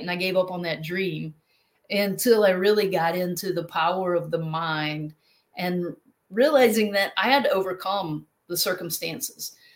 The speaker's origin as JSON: {"language": "English", "region": "North Carolina", "country": "United States", "moved": "yes", "lives_now": "South Carolina, United States", "said": "originally from North Carolina, but I live in South Carolina now"}